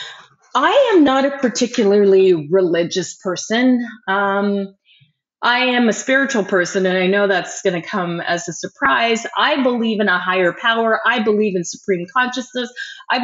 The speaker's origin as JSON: {"language": "English", "town": "Burlington", "region": "Ontario", "country": "Canada", "tie": "born or raised there", "also_born_or_lived": "Windsor, Ontario", "said": "I grew up in Burlington, Ontario, Canada in the 70s and 80s"}